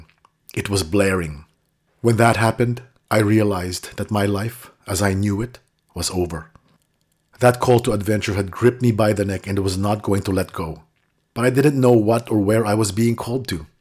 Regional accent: Manila, Metro Manila, Philippines; When I was a child growing up in Manila

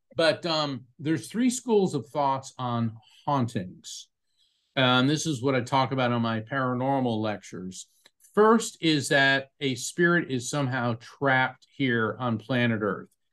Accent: Florida, United States; my family's from New York, New Jersey. I was raised in Florida

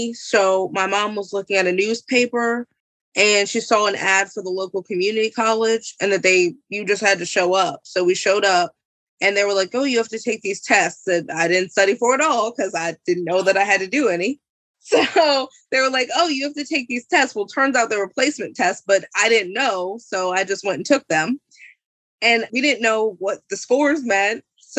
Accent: Columbia, Maryland, United States; now in Aberdeen, United States; Well, I'm now from Aberdeen, but I was from Columbia before.

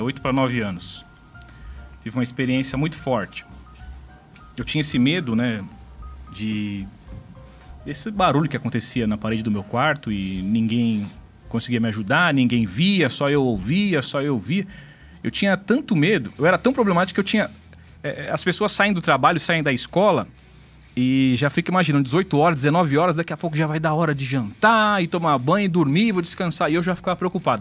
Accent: São Paulo, Brazil; Eu sou de São Paulo mesmo, né? Meus pais de São Paulo também. E nasci e vivi sempre naquela região ali da zona sul de São Paulo, né? Aqui na capital

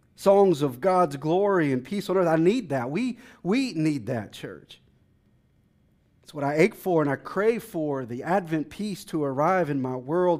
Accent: Texas, United States; now in Washington, D.C., United States; I'm from Texas

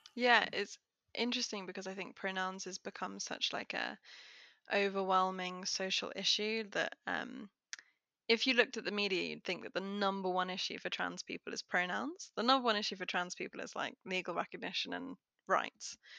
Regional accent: United Kingdom; I'm very British

